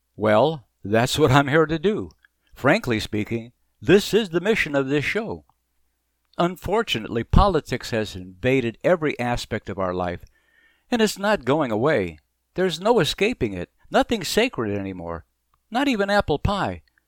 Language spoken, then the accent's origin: English; Arizona, United States; moved away as an adult; also born or lived in Baltimore / Philadelphia / Virginia / Boston; now in Florida, United States; I grew up in Arizona